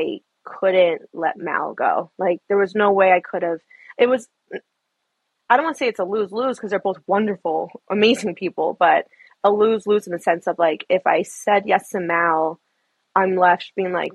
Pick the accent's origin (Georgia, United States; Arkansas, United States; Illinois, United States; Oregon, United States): Illinois, United States; Chicago; moved away as an adult; now in Seattle, United States; I'm from Chicago. I'm a Chicago girl forever. But moved to Seattle